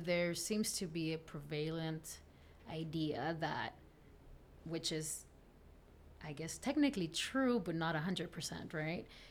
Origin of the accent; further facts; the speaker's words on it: South Texas, United States; English is a second language; also born or lived in Camargo, Tamaulipas, Mexico; I grew up in Texas, South Texas.